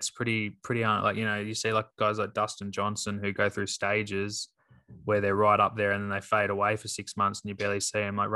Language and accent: English; Australia; Obviously, being an Australian, it'd be great to see him get one.